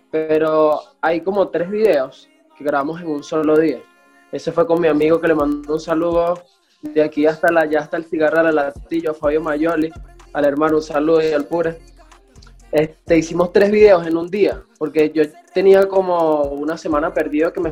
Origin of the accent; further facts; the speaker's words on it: Valles del Tuy, Miranda, Venezuela; moved away as an adult; also born or lived in Caracas, Venezuela; now in Medellín, Colombia; le vengo de los valles del Tuy, de repente un pueblo, salté a Caracas